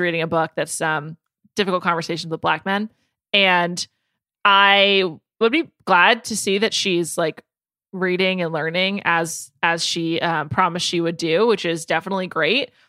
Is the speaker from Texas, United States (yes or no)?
no; New York, United States; moved away as an adult; also born or lived in Chicago; I grew up in New York, went to college in Chicago